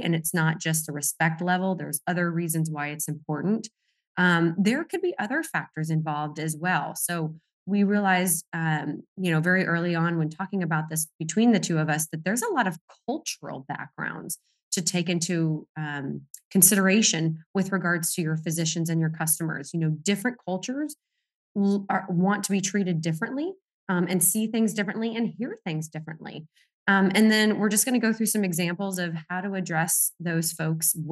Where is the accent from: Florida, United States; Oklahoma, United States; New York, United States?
Florida, United States; also born or lived in Colorado; I was raised, in Florida, but I'm really from out West in Colorado